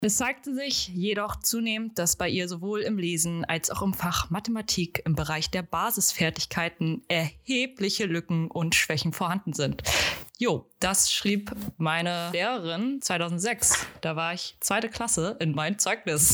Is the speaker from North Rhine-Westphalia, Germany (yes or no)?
no; Hamburg, Germany; ich komme aus Hamburg, ich bleibe in Hamburg